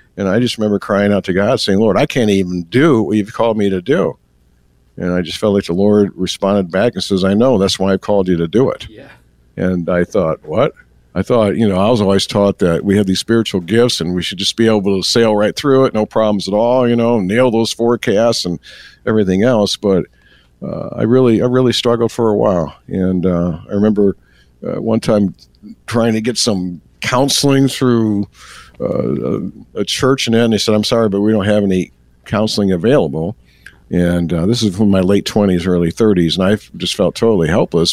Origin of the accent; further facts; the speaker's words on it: Elgin, Illinois, United States; I grew up in the Chicagoland area